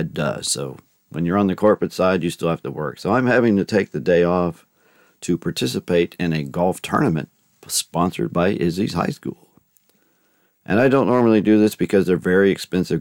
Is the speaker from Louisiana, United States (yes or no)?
yes; Natchitoches, Louisiana, United States; moved away; my hometown of Natchitoches, Louisiana, where I do want to buy my childhood home